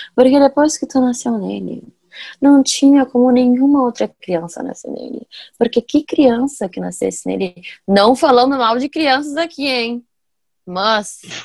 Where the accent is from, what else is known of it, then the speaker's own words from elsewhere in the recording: Ivaté, Paraná, Brazil; accent: interior; moved away; Não pra cá, mas pra Ivati. Por isso que eu tenho às vezes um sotaquezinho do interior